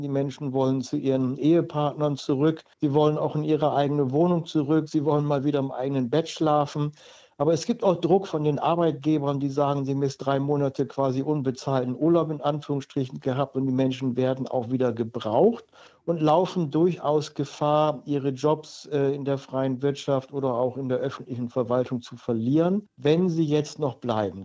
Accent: Germany; als Deutscher

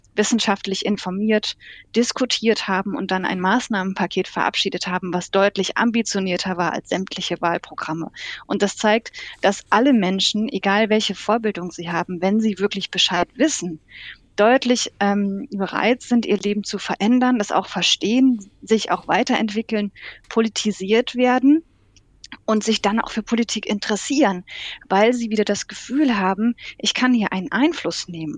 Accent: Germany; Wir sind zum Beispiel ein sehr technologiegläubiges Völkchen als Deutsche

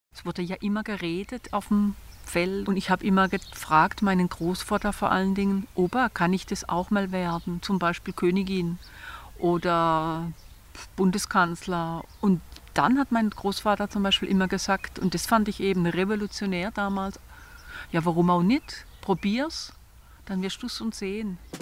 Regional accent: Renchtal, Black Forest, Baden-Württemberg, Germany; accent: Badisch (Renchtal dialect); first language Badisch dialect; moved away as an adult; also born or lived in Bamberg; Ich bin hier im Renchtal aufgewachsen, am Rund vom Schwarzwald. Und mein Erstspruch war eben Badisch

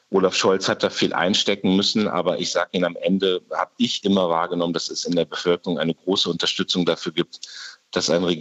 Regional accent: Munster, Lower Saxony, Germany; Ich habe mir jetzt die Woche gerade die Ausbildung der ukrainischen mhm. Soldaten in meiner Heimatstadt Munster am Leo 2 angeguckt

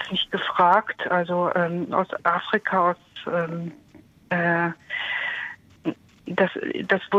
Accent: Kehl, Baden-Württemberg, Germany; Ich, äh, nein, aus, aus Kehl. Ich komme aus Kehl.

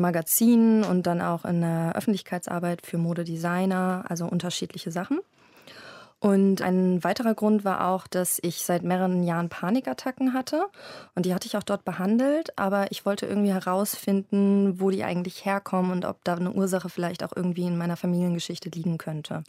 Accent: Berlin, Germany; also born or lived in London; habe ich mich entschieden, zurück in meine Heimatstadt Berlin zu ziehen

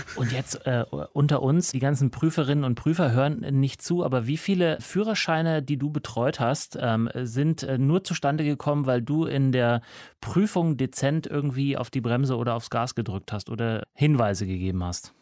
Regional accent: Upper Bavarian countryside, Germany; moved away; also born or lived in United States; Da, wo ich herkomme, aus der oberbayerischen Provinz

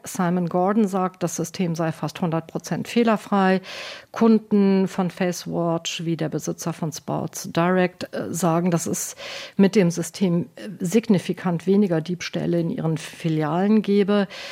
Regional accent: Germany; now in United Kingdom; bei uns in Deutschland

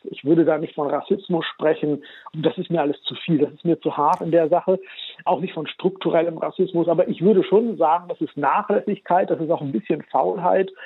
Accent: Germany; Ich bin ja in Deutschland geboren und aufgewachsen

